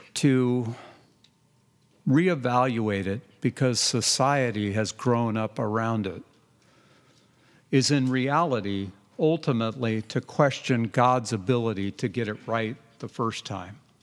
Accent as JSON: {"language": "English", "region": "Southern California", "country": "United States", "tie": "born or raised there", "moved": "yes", "lives_now": "Redland, Oregon, United States", "said": "I grew up in Southern California"}